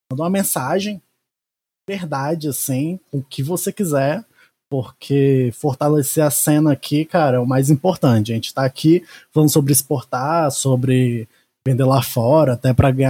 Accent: Brasília, Federal District, Brazil; Eu sou, sou de Brasília.

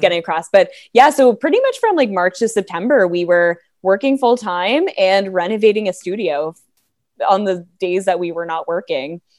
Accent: Toronto, Ontario, Canada; moved away as an adult; now in Bracebridge, Canada; I'm from Toronto, right in the heart of Toronto

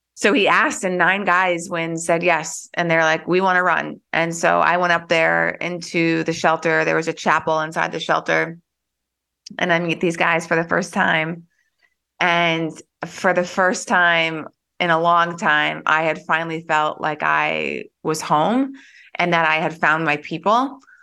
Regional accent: North Dakota, United States; moved away as an adult; also born or lived in Philadelphia; I grew up in North Dakota

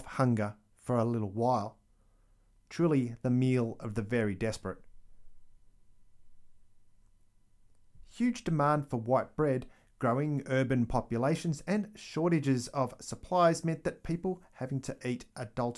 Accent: Australia; Growing up in Australia in the 1980s

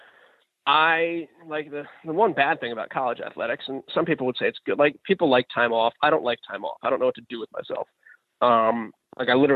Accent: New Jersey, United States; moved away as an adult; now in Indianapolis, United States; I grew up in New Jersey in an area that was farmland and was very newly developed

